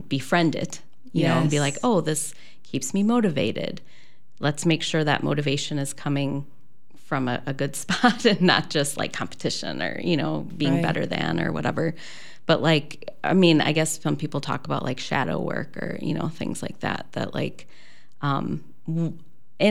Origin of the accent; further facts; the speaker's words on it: Midwest, United States; I'm from the Midwest, actually grew up Catholic